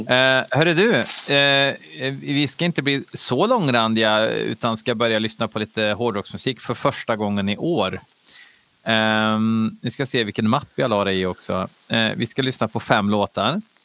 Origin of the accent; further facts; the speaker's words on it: Värmland, Sweden; accent: Värmländska; jag, jag pratar värmländska